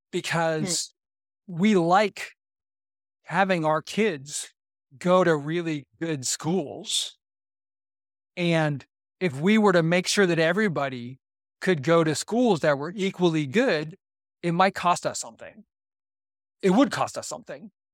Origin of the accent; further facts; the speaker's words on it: Boardman, Ohio, United States; I grew up in Boardman, Ohio, which is a, a white, very, very white suburb of Youngstown, Ohio